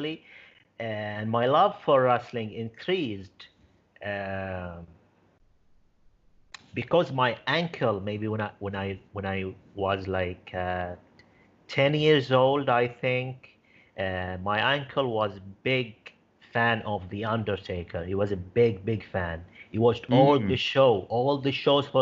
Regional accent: Bahrain; my home country, Bahrain

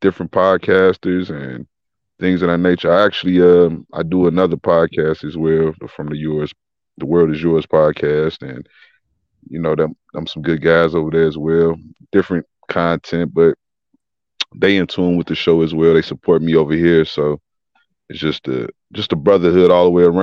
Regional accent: Chicago, Illinois, United States; I'm from Chicago, born and raised.

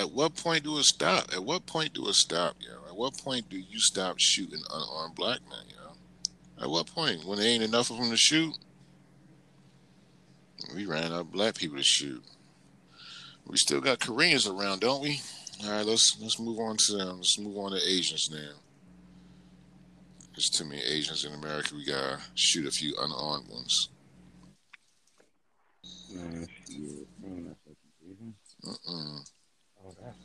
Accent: Atlantic City, New Jersey, United States; moved away; I'm from Atlantic City.

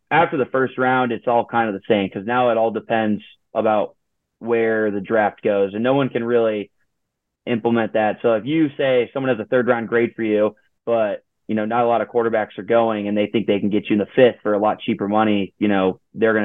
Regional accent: Iowa, United States; moved away as an adult; Iowa, where I'm from, my hometown

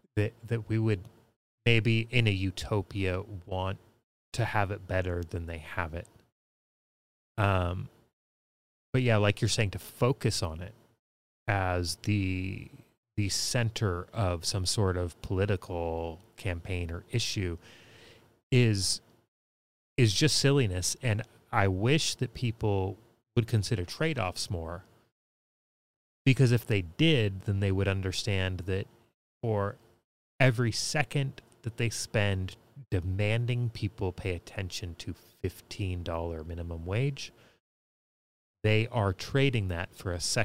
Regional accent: California, United States; I grew up here in California listening to Loveline and Adam Carolla

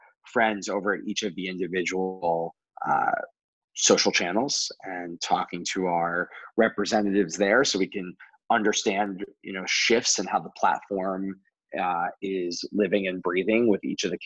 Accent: New Jersey, United States; now in New York, United States; I grew up in New Jersey, on down in the Jersey Shore, and not like the TV show, but really in a small beach town in South Jersey

